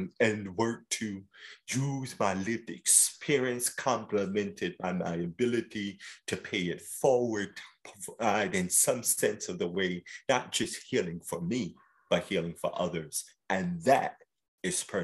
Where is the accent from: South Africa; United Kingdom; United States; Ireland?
United States; New York City, New York; I grew up in South Jamaica, Queens